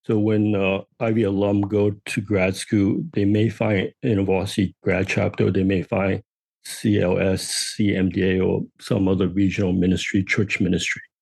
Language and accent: English; New York City, New York, United States; I grew up on Manhattan Island